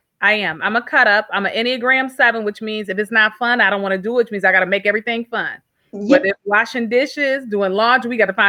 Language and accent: English; Flint, Michigan, United States; So I am from Flint, Michigan.